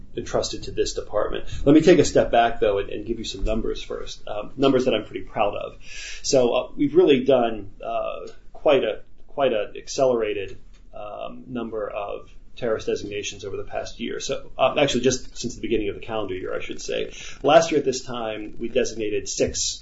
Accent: United States; as an American

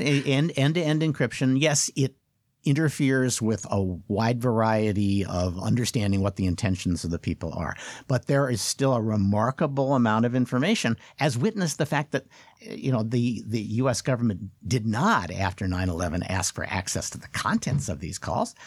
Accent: United States; as an American

